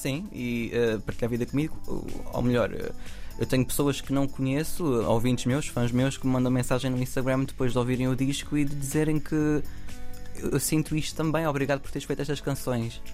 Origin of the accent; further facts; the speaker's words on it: Samora Correia, Santarém District, Portugal; minha terra, portanto, na Venta e Samora Correia